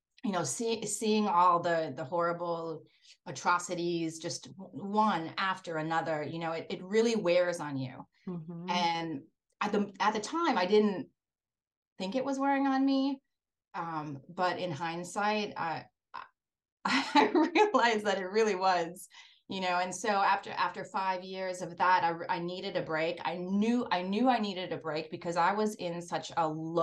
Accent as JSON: {"language": "English", "town": "Breckenridge", "region": "Minnesota", "country": "United States", "tie": "born or raised there", "said": "growing up in Breckenridge, Minnesota"}